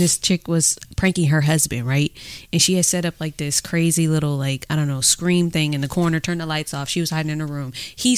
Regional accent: Oakland, California, United States; growing up in Oakland

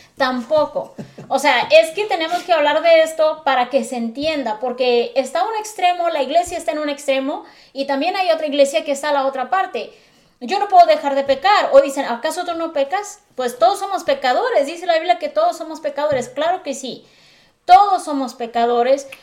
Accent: Acapulco, Guerrero, Mexico; Yo soy de Acapulco Guerrero

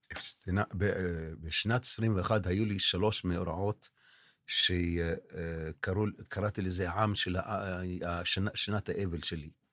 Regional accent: Tel Sheva, Southern District, Israel; אני נולדתי כאן, אבא שלי נולד כאן, הסבא שלי נולד כאן.

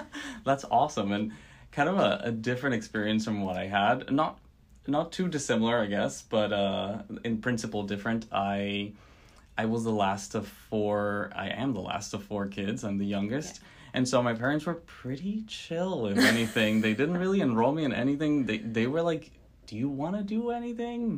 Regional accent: Venezuela; moved away as an adult; now in United States; I was born and raised in Venezuela

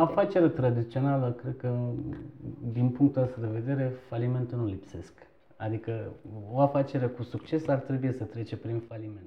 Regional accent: Istanbul, Turkey; Romanian is a second language; moved away as an adult; also born or lived in eastern Turkey near the Iranian border / Bucharest, Romania; now in Romania; m-am născut în, uh, într-un oraș din Turcia, de origine sunt turc, uh, de vreo 5 km apropiere de Iran, la vama Iranului. E, în scurt timp ne-am mutat în Istanbul și toată, adică până la 17 ani copilăria mea a trecut în Istanbul

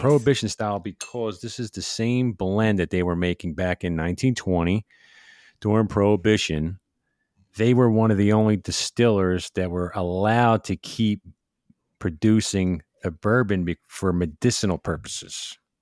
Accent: Philadelphia, Pennsylvania, United States; I'm from South Philly

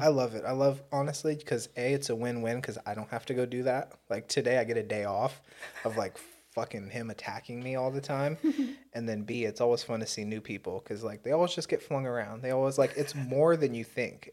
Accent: Southern California, United States; growing up in Southern California as an urban Indian

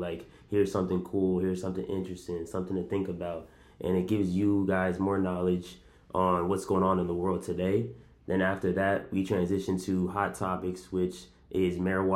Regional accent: South Plainfield, New Jersey, United States; I am from South Plainfield, New Jersey

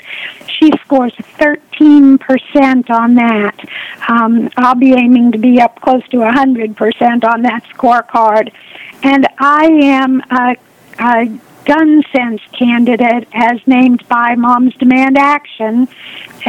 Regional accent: Richardson, Texas, United States; also born or lived in Lubbock, Texas; now in Carrollton, United States; I grew up in Richardson, and I attended the public schools there from third grade through my graduation from Richardson High School

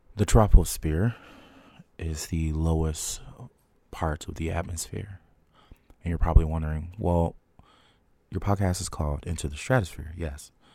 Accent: Trenton, New Jersey, United States; growing up in Trenton at the time

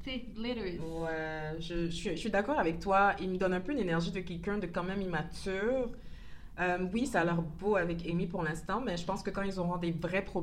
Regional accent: Quebec, Canada; comme on dit chez nous au Québec

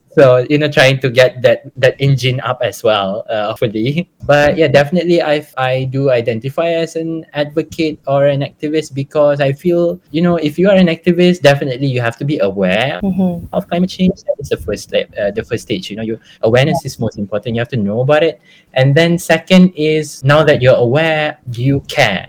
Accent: Malaysia; being Malaysian

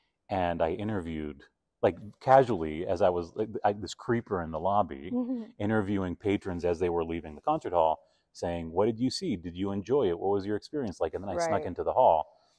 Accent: Toronto, Ontario, Canada; born there; I was born in Toronto, but I had never lived in Canada.

